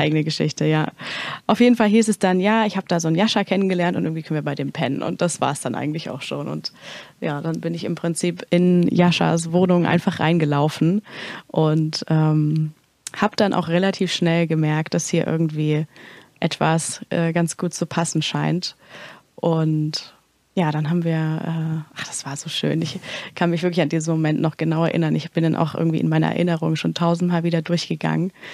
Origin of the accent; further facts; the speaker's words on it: Erfurt, Thuringia, Germany; moved away; ich komme eigentlich aus Erfurt, äh, Thüringen